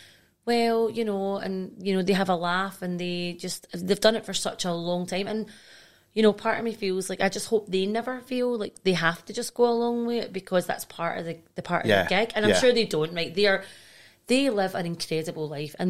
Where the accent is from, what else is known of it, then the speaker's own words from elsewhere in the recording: Glasgow, Scotland, United Kingdom; accent: broad Glaswegian; I'm broad Glaswegian